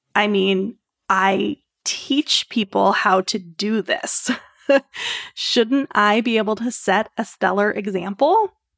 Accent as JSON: {"language": "English", "region": "Maryland", "country": "United States", "moved": "as an adult", "lives_now": "Orlando, United States", "said": "We're originally from Maryland"}